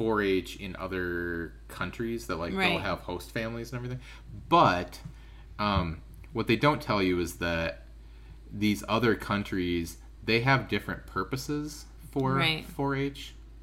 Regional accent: River Falls, Wisconsin, United States; So I grew up in River Falls, Wisconsin. And I spent my first three semesters at UW-Eau Claire, which is about an hour away. And then I, long story short, I transferred back to River Falls. And I didn't live at home

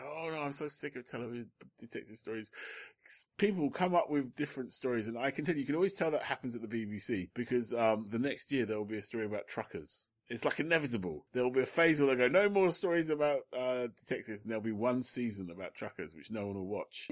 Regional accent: London, United Kingdom; I'm born in London because my parents are Londoners and I was a Londoner.

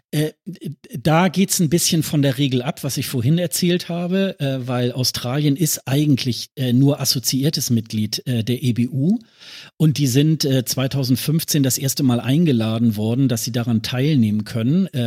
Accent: Germany; da habe ich so gedacht, das muss ich als Deutscher, muss ich das machen, wenn ich hier schon in der Nähe bin.

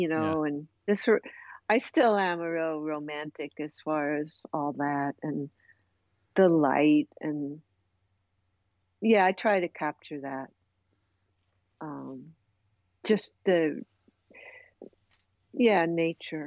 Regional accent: Seattle, Washington, United States; moved away as an adult; also born or lived in Bronx, New York; now in New York, United States; When I was 18, I came to New York from Seattle, Washington

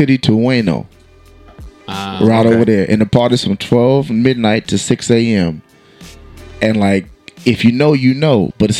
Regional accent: Greensboro, North Carolina, United States; also born or lived in Camp Lejeune, North Carolina; No, I'm from Greensboro. I was born in Camp Lejeune.

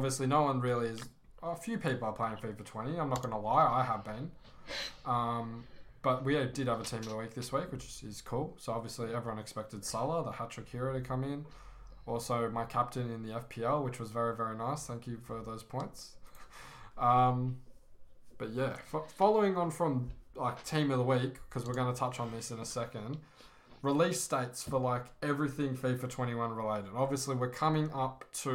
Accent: Australia; I'm from Australia

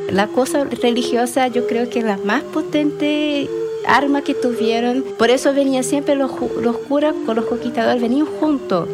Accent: Brazil; moved away; mi infancia en Brasil

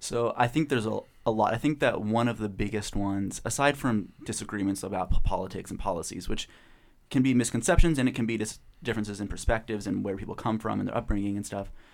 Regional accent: Portland, Oregon, United States; I'm from Portland, Oregon, studying psychology

